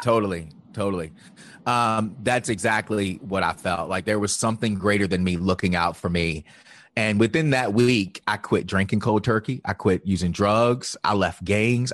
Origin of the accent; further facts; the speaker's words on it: Virginia, United States; I grew up in the Bible Belt of Virginia